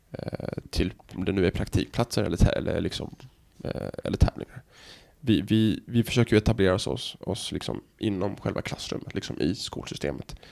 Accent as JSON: {"language": "Swedish", "town": "Helsingborg", "region": "Skåne", "country": "Sweden", "tie": "born or raised there", "also_born_or_lived": "United States / Norway / Dubai", "moved": "yes", "said": "Jag är liksom född och uppvuxen i Helsingborg"}